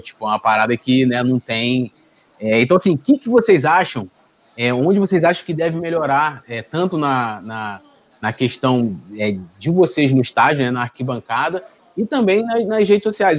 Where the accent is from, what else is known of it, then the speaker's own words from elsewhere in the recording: São Gonçalo, Rio de Janeiro, Brazil; eu sou de São Gonçalo